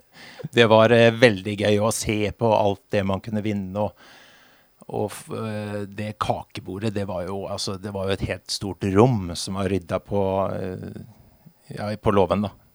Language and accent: Norwegian; Halden, Østfold, Norway; moved away as an adult; now in Vinje, Norway; Egentlig fra, egentlig fra Halden